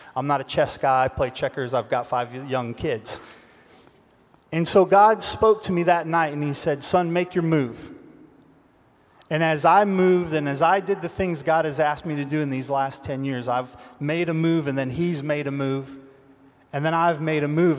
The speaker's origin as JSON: {"language": "English", "town": "Los Angeles", "region": "California", "country": "United States", "said": "Los Angeles, California."}